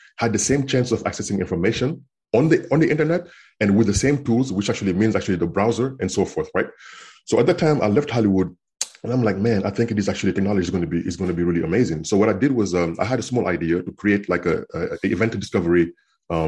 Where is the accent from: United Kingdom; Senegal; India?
Senegal; English is a second language; moved away as an adult; also born or lived in Kansas, United States / Minnesota, United States / California, United States; now in United States; I was born and raised in Senegal in West Africa. And I grew up there until after high school when I was 18 years old.